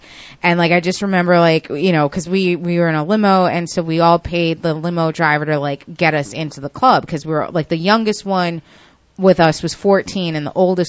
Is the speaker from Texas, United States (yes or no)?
no; Westchester, New York, United States; I've been rolling in the city since I was a teenager because, like, I'm from Westchester